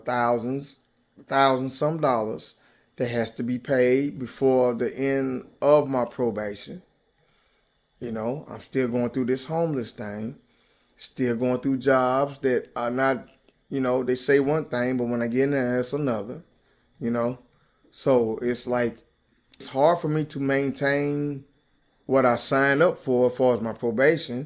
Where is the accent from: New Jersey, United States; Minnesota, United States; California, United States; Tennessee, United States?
Tennessee, United States; Nashville; Nashville, Tennessee. Been there 46 years all my life.